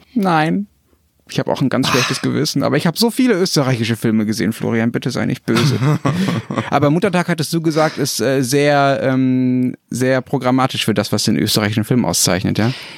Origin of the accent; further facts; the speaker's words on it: Germany; als Deutscher